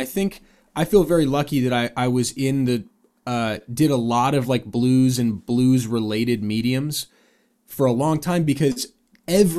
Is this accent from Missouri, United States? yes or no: no; San Diego, California, United States; also born or lived in Seattle, Washington; I was born in Seattle, moved to San Diego